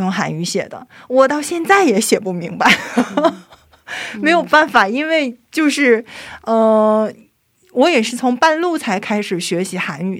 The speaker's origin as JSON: {"language": "Chinese", "country": "China", "moved": "yes", "lives_now": "South Korea", "said": "因为我是中国人嘛"}